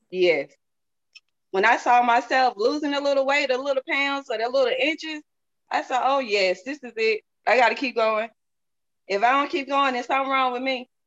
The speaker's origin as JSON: {"language": "English", "region": "the South", "country": "United States", "said": "Y'all. I'm from the South, so I'm, I'm country."}